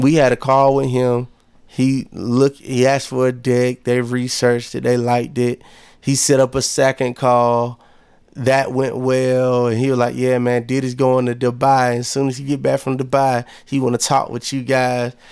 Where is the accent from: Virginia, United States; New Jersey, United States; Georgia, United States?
Georgia, United States; Monroe; moved away as an adult; also born or lived in Lithonia, Georgia; now in Atlanta, United States; I'm from Monroe, Georgia, and I say that proudly because where I'm from, cats don't really be moving like I'm moving.